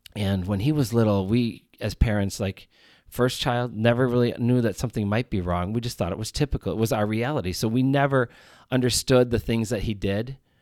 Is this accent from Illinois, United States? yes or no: yes; Chicago, Illinois, United States; I am from Chicago, Illinois.